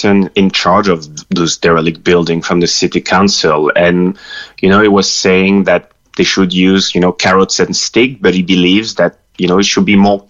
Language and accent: English; Lille, Hauts-de-France, France; moved away as an adult; also born or lived in Cork; my hometown, which is Lille in north of France.